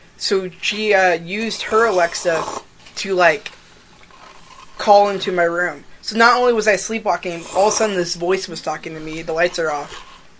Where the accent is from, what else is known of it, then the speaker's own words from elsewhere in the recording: Atlanta, Georgia, United States; I actually was born in Atlanta, Georgia.